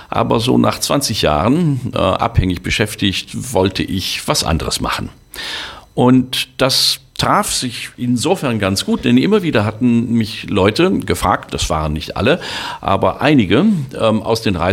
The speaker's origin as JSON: {"language": "German", "region": "North Rhine-Westphalia", "country": "Germany", "said": "Ich komme aus dem Sauerland, das liegt in Südostwestfalen."}